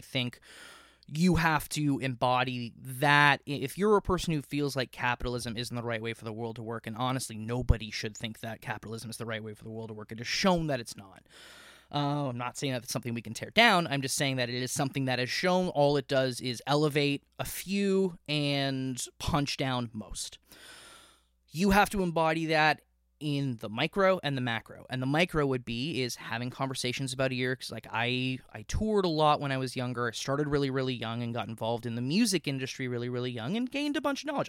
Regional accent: Miami, Florida, United States; moved away as an adult; also born or lived in King City, Ontario, Canada / St. Catharines, Ontario, Canada; now in Canada; I was born in King City, Ontario. When I was two, my family moved down to Miami area

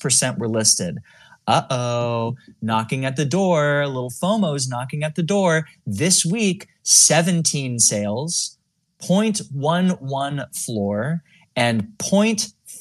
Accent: California, United States; I'm from California

